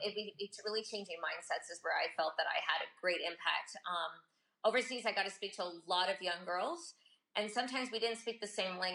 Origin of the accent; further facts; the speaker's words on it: United States; moved away as an adult; also born or lived in Japan; now in Sicily, Italy; as an American woman overseas